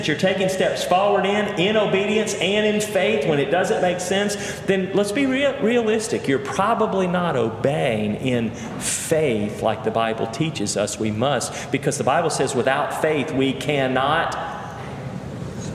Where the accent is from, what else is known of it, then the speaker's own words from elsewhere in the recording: Cleveland, Tennessee, United States; moved away; also born or lived in Charlottesville, Virginia; I grew up in First Baptist Church, Cleveland, Tennessee, was ordained in that church